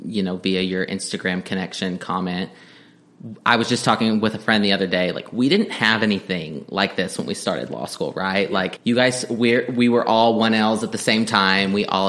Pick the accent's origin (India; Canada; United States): United States; Texas panhandle; also born or lived in Stillwater, Oklahoma / Washington, D.C.; now in Oklahoma, United States; I'm from Texas originally, a small town in the panhandle of Texas. I went to school here in Oklahoma, Oklahoma State in Stillwater